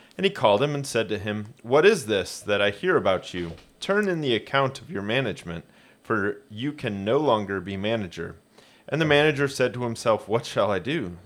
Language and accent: English; Hoagland, Indiana, United States; I grew up in Hoagland, southeast of Fort Wayne